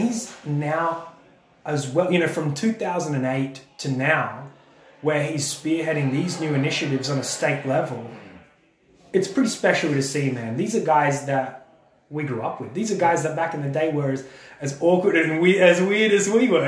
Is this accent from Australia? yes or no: yes; Australia; I'm Australian